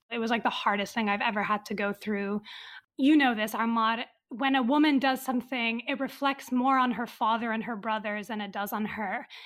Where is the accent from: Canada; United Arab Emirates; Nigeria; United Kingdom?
United Arab Emirates; Dubai; born or raised there; also born or lived in Riyadh, Saudi Arabia